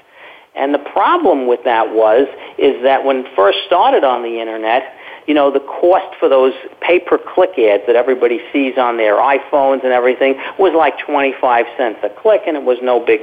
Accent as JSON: {"language": "English", "town": "New York City", "region": "New York", "country": "United States", "moved": "as an adult", "lives_now": "Florida, United States", "said": "I'm originally from Brooklyn, New York."}